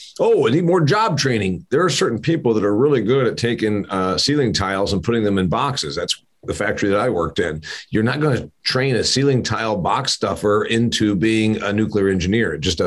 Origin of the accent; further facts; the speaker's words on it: Indiana, United States; By the way, I can drive you through the side of Huntington County that used to, the part of my hometown that used to have factories, and say, this is the downside of cheap.